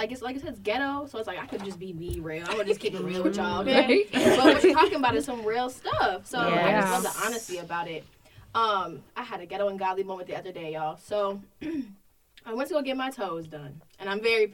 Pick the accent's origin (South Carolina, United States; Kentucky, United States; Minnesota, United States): Minnesota, United States; Minneapolis; also born or lived in Iowa; I'm from Minnesota as well. Northside.